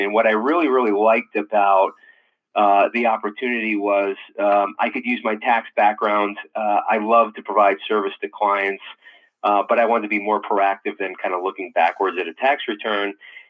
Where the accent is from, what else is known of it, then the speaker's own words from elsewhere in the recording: Newtown Square, Pennsylvania, United States; moved away as an adult; also born or lived in Connecticut / Washington, D.C.; now in St. Louis, United States; But I grew up, I'm in St. Louis now, but I grew up on the East Coast. I was born in Connecticut, but actually raised in Philadelphia, right outside of Philadelphia, the suburbs, kind of the, it's called Newtown Square, which is kind of mainline area.